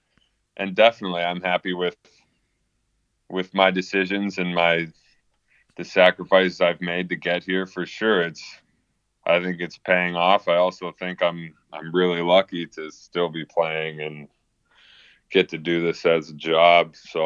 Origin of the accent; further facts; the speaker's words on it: Plymouth, United States; just in my hometown in Plymouth